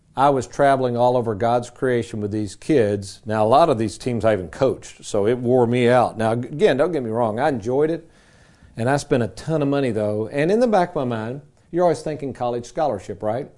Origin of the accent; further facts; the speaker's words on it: Lexington, United States; my days growing up in Lexington as a kid